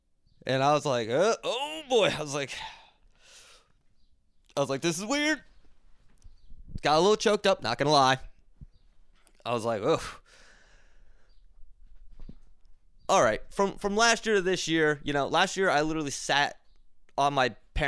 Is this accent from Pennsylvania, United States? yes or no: yes; Philadelphia, Pennsylvania, United States; now in Boston, United States; Not from Boston. I'm from Philly. Moved here because it was easier for me for work.